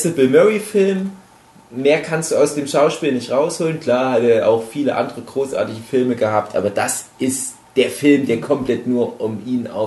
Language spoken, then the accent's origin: German; Saxony, Germany; in meine alte Heimat fahre, ins Erzgebirge und den auch viel mit meinen Eltern zum Beispiel angucke